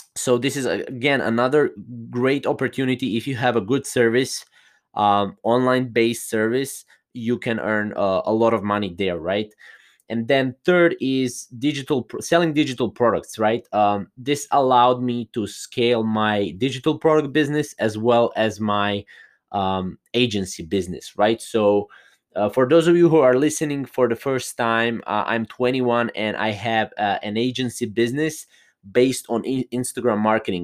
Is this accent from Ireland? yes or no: no; Croatia; I'm not from, uh, U S A. I am from Croatia, a little small country in Europe.